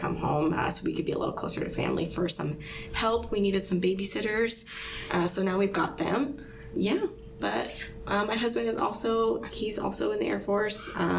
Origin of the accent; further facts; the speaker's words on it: Vancouver, Washington, United States; moved away as an adult; also born or lived in Los Angeles; I'm from Washington, not this side of the state. I'm from Vancouver.